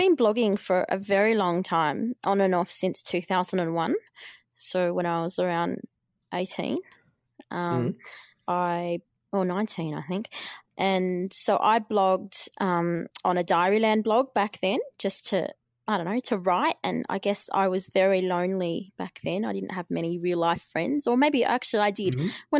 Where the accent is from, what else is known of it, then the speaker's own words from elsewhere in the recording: Albury, New South Wales, Australia; I lived in the country. I grew up in Albury, and there was no journalism courses there.